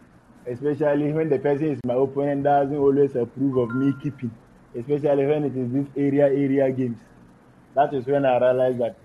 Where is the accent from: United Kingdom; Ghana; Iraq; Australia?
Ghana; Savannah Region; I grew up in Savannah region, and I had most of my educational system